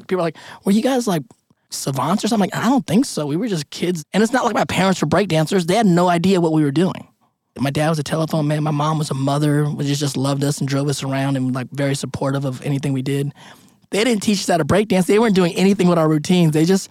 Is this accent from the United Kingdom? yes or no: no; Philippines; What do you need? I'm Filipino. We have it all in us.